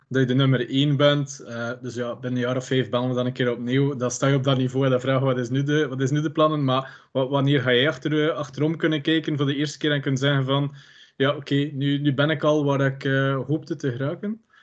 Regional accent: West Flanders, Belgium; als West-Vlaming

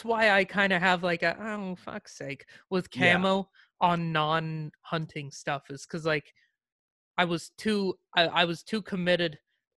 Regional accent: Montana, United States; moved away; I got away from wearing camo because like, I'm sort of from Montana and like, everybody wears camo there mm-hmm. as just because we have it. And so I wore camo there. Then when I moved here, I was like, I don't want to be a redneck.

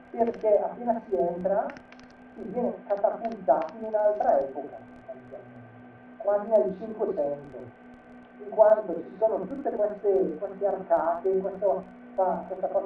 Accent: province of Bergamo, Lombardy, Italy; qui dalle nostre parti, che parlo della provincia di Bergamo

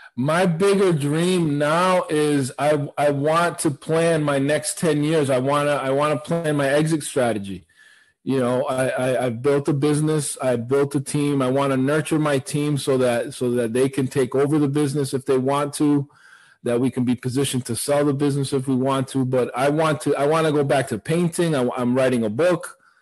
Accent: Providence, Rhode Island, United States; I grew up in Providence, so, uh, Rhode Island.

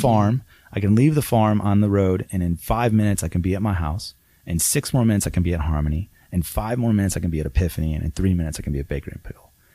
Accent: Downs, Illinois, United States; moved away as an adult; also born or lived in Las Vegas; my hometown

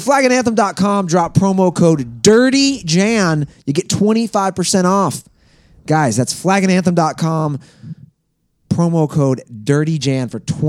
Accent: Ohio, United States; my home state

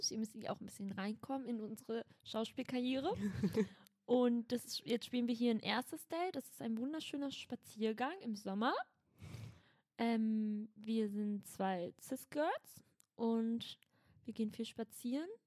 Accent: Berlin, Germany; Nee, ich komme aus Schöneberg.

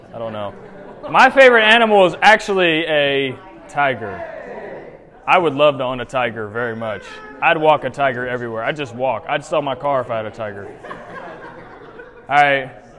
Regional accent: Indiana, United States; moved away; also born or lived in Florida / North Carolina; I grew up in Indiana. I have lived in Florida and North Carolina. I've never lived in Alabama.

